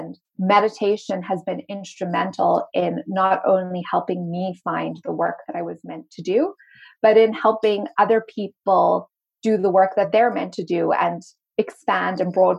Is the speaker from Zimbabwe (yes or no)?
yes; Zimbabwe; also born or lived in Cape Town, South Africa; if you hear a little bit of an accent come in and out, it's because I am originally from Zimbabwe and I went to school in Cape Town, South Africa. I sound mainly American these days